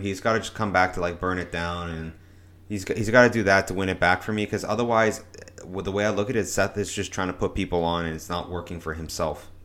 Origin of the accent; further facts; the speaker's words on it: Canada; as a Canadian